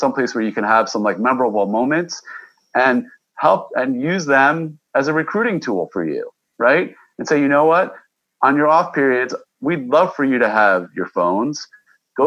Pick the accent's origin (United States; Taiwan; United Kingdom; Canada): United States; Westchester, New York; I was from Westchester, New York.